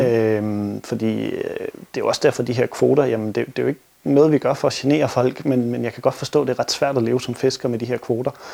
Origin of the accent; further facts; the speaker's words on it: Denmark; som danskere